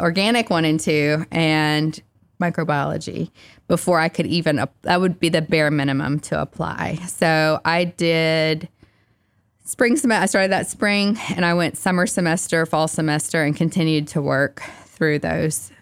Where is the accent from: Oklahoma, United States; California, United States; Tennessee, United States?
Tennessee, United States; Kingston; also born or lived in Knoxville, Tennessee; I grew up in Kingston, Tennessee, so not too far down the road.